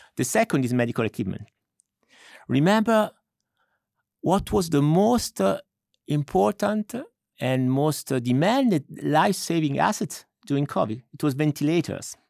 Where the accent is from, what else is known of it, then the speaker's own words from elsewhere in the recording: Milan, Lombardy, Italy; moved away; I'm originally from Milan.